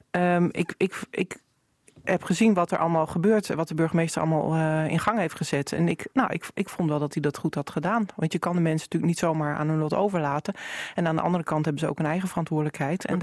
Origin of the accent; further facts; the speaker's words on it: Assen, Drenthe, Netherlands; ik kom uit Assen.